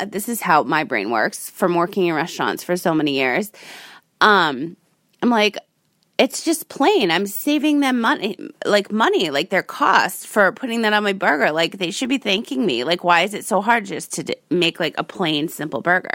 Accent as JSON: {"language": "English", "region": "Rhode Island", "country": "United States", "tie": "born or raised there", "said": "I grew up in Rhode Island, the Ocean State."}